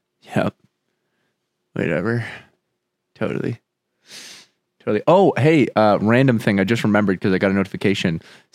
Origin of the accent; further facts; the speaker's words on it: Arizona, United States; It's on a show called Homegrown. Because we're from Arizona, technically.